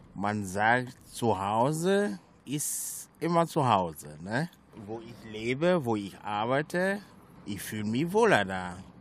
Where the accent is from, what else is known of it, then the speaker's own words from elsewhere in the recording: Togo; German is a second language; now in Germany; komme aus Afrika, aus Togo.